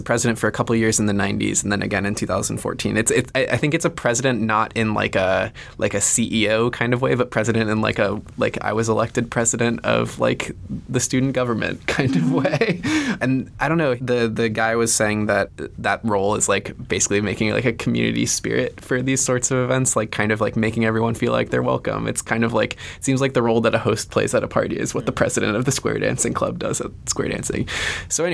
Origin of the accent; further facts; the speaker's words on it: Florida, United States; moved away; I grew up in Florida